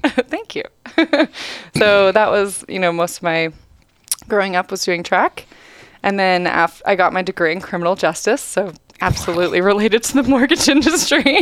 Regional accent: Welches, Oregon, United States; I grew up in Welches, Oregon, a really small town on Mount Hood

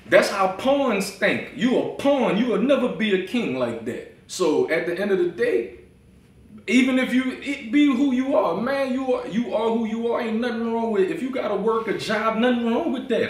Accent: New Orleans, Louisiana, United States; I'm from New Orleans.

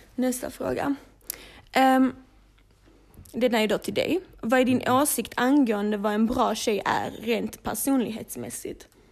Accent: Malmö, Skåne, Sweden; vi är upp, födda och uppvuxna i Malmö, du vet, blattepar

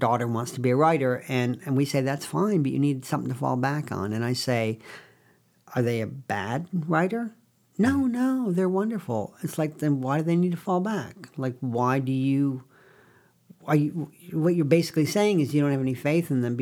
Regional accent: Binghamton, New York, United States; I was born in Binghamton, New York

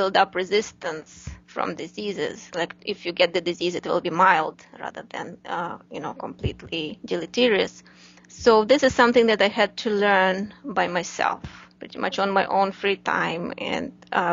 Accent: Ukraine; moved away as an adult; now in United States; I'm originally from Ukraine, Eastern European country

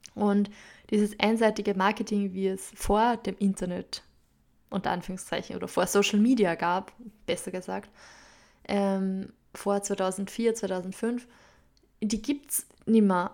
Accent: Upper Austria, Austria; accent: Upper Austrian dialect; also born or lived in London; meinen oberösterreichischen Dialekt, der mir manchmal einfach reinrutschen wird

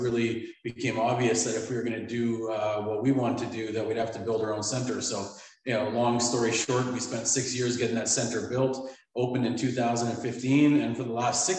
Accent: Vancouver, British Columbia, Canada; moved away as an adult; also born or lived in Ireland; growing up in Canada, at least in my generation, you're a hockey player.

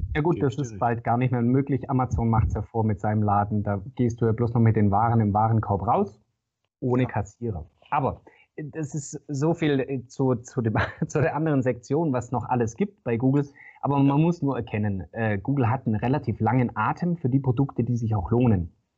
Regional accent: Swabia, Germany; Ich bin äh, Schwabe und Häuslebauer

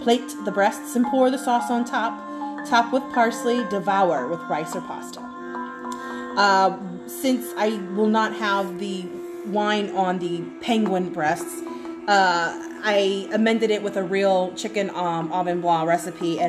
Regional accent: Cajun, Louisiana, United States; as a Cajun

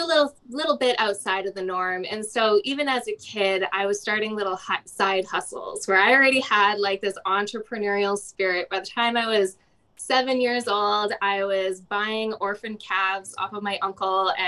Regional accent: Alberta, Canada; growing up in Alberta, super sheltered

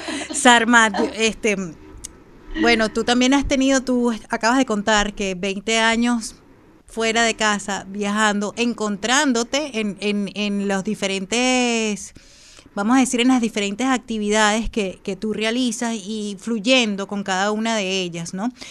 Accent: Falcón, Venezuela; moved away; mis atardeceres de, de mi tierra allá en Falcón, que la llevo siempre en mi corazón

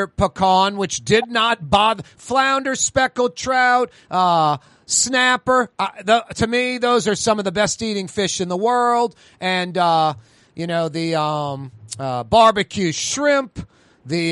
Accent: New Orleans, Louisiana, United States; growing up in New Orleans

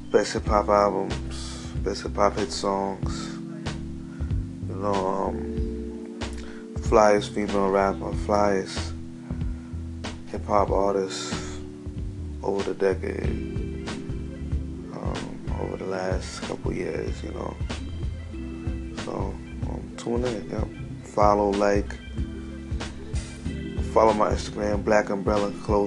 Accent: New York City, New York, United States; I'm from Brooklyn. I was born in New York City

